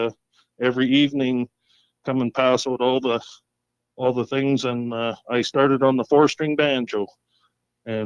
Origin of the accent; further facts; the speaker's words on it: Fairview, Alberta, Canada; also born or lived in Kamloops, British Columbia / Dawson Creek, British Columbia / Fort St. John, British Columbia; I grew up in Fairview, went to school, high school